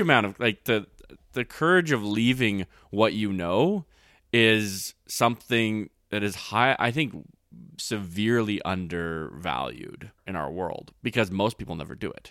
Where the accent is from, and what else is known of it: Canada